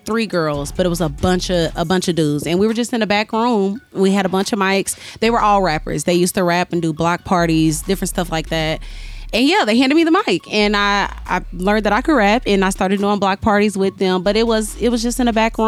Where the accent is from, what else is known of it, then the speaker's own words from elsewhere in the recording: Kansas City, Missouri, United States; I'm from Kansas City, Missouri